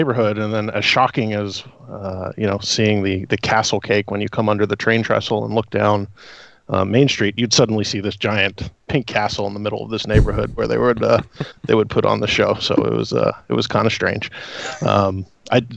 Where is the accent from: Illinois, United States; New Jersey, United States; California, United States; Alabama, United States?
New Jersey, United States; And I still live here in South Jersey. But growing up in South Jersey, you're never more than 10 minutes from a mall.